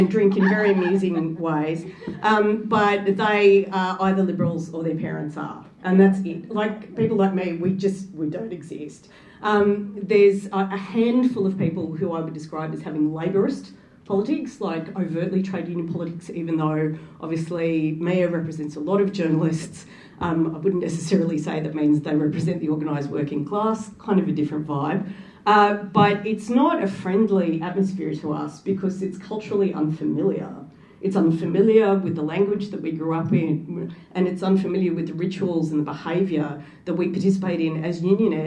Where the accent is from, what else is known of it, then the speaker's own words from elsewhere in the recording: Australia; also born or lived in Wollongong, Australia / England; To all of those people in another country, I was just Australian